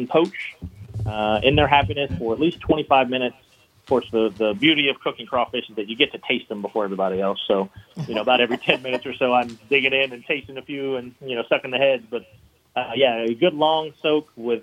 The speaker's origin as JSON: {"language": "English", "town": "Baton Rouge", "region": "Louisiana", "country": "United States", "tie": "born or raised there", "moved": "as an adult", "lives_now": "New Orleans, United States", "said": "I'm from Baton Rouge, actually."}